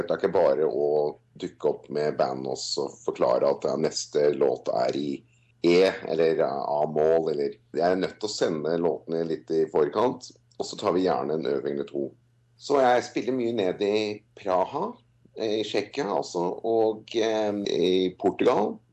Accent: Norway; now in Australia; Nei, altså jeg har eh, holdt på der eh, som soloartist siden 2003. Varmet opp for … 2004. Og jeg har spilt både her og der, litt mest i Oslo

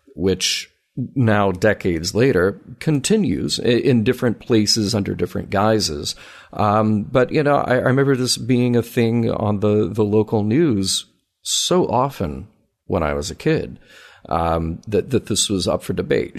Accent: the South, United States; we grew up in the South around the same time.

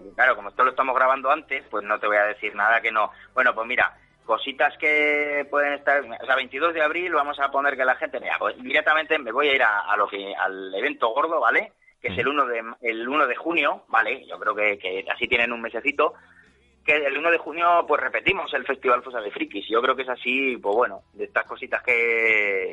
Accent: Zaragoza, Aragon, Spain; ya vivo en mi tierra, o sea, sin salir de mi casa de Zaragoza

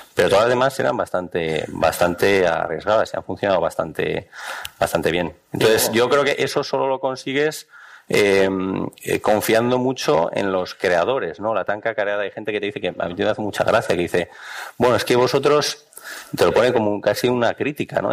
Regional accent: Bilbao, Basque Country, Spain; yo soy de Bilbao también

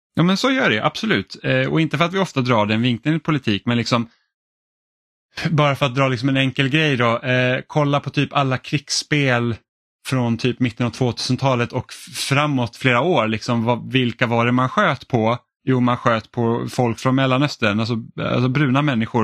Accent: Finland; now in Sweden; jag är finsk

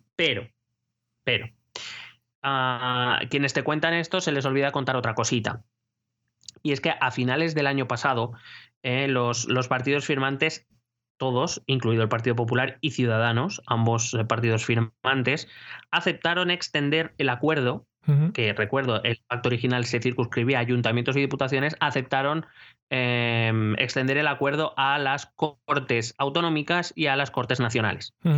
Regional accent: Madrid, Community of Madrid, Spain; como madrileño

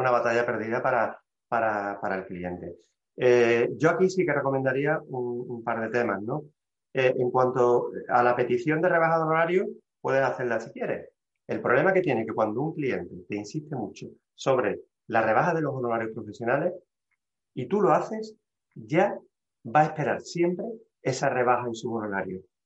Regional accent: Seville, Andalusia, Spain; soy un abogado sevillano

